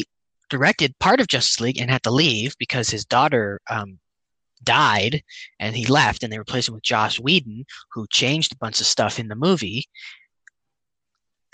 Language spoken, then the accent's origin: English; Canada; we're Canadian